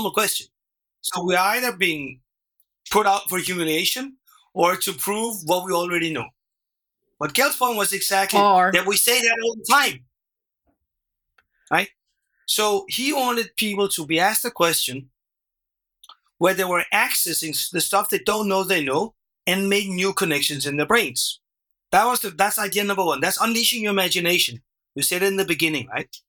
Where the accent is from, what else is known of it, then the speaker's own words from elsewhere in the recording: Denmark; first language Danish; English is a second language; my first language, which is Danish